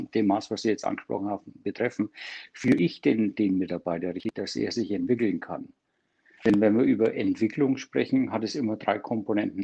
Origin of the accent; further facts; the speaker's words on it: Germany; bei uns in Deutschland